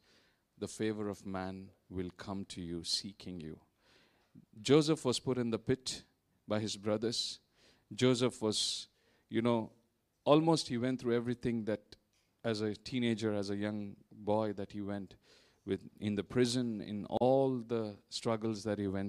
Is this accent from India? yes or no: yes; India; moved away as an adult; now in Vietnam; I'm from India. We've been here in Vietnam for the past 12 plus years